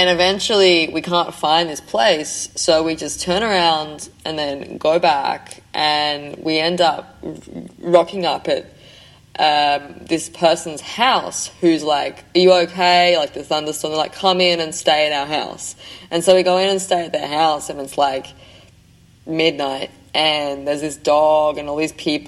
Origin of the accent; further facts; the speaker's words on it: Australia; I'm Australian